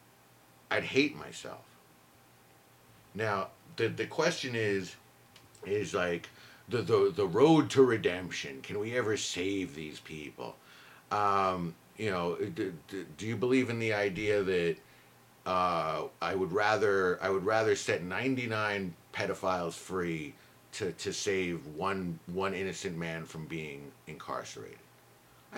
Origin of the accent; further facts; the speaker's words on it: Idaho, United States; I grew up in Idaho and I never met a black person until I was 25